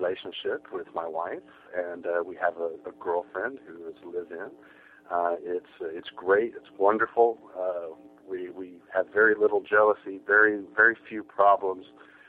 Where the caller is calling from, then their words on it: Houston, Texas, United States; I'm calling from Houston, Texas. I'm married. I'm 32.